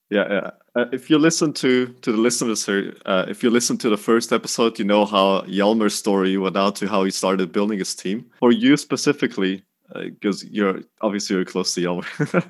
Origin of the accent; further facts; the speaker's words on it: Dutch part of Belgium, Flanders, Belgium; moved away as an adult; now in Denmark; We, we're both from Belgium. You're from the French part of Belgium. I'm from the Dutch part of Belgium